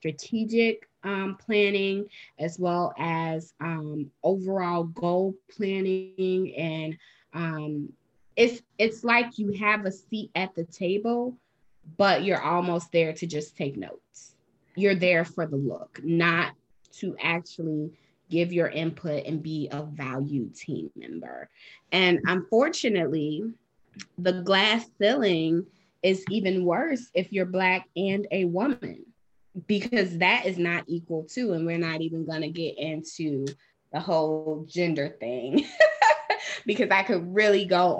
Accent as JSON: {"language": "English", "town": "Chicago", "region": "Illinois", "country": "United States", "tie": "born or raised there", "said": "I live in Illinois, born and raised in Chicago"}